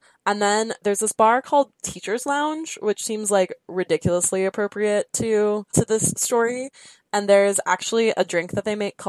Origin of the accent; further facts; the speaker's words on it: Southern California, United States; I'm from SoCal, so the weather just looks like that all the time.